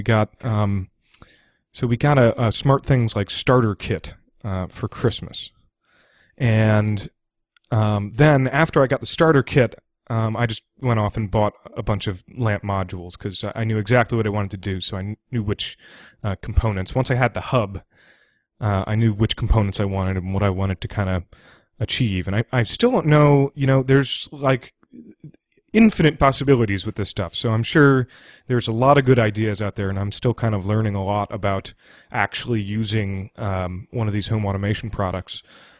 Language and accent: English; Washington, District of Columbia, United States; I'm from Washington, D.C., and I'm broadcasting from Washington, D.C. right now.